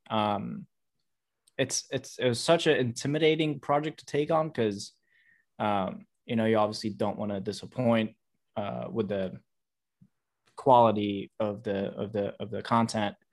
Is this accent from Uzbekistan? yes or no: yes; Uzbekistan; I'm originally from Uzbekistan